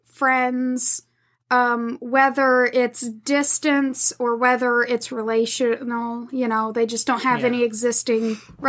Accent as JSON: {"language": "English", "region": "the South", "country": "United States", "said": "I'm from the South."}